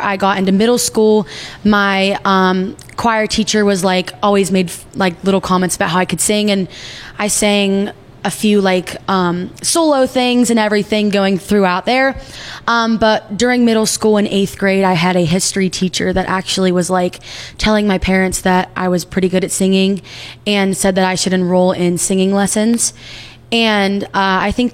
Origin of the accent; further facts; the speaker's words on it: Fombell, Pennsylvania, United States; I'm from Fombell.